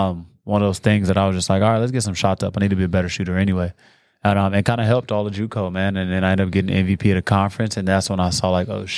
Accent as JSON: {"language": "English", "town": "Watts", "region": "California", "country": "United States", "tie": "born or raised there", "also_born_or_lived": "Gardena", "said": "So I was born in Watts, California. Technically Gardena, but I grew up in Watts my whole life."}